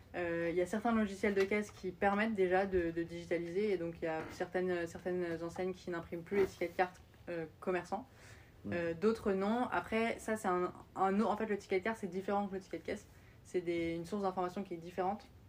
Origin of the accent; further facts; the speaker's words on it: France; moved away as an adult; also born or lived in Austin, Texas, United States / New York, United States; j'ai collège, lycée jusqu'à mon bac en France